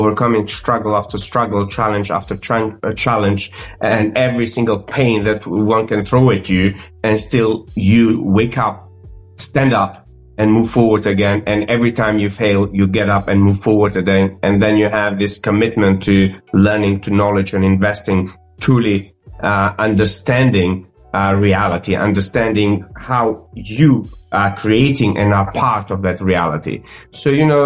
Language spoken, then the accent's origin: English; North Macedonia; English is a second language; moved away as an adult; also born or lived in Croatia / London; I grew up in North Macedonia, speaking multiple languages